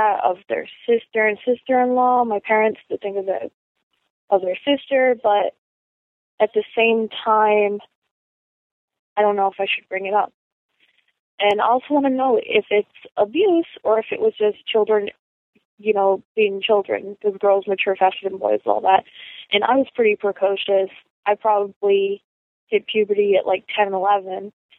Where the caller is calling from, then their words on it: Rhode Island, United States; I'm calling from Rhode Island.